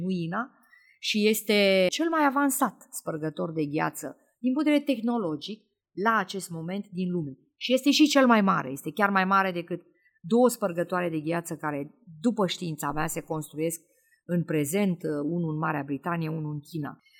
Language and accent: Romanian; Galați, Galați County, Romania; moved away as an adult; now in Australia; în orașul meu natal, în Galați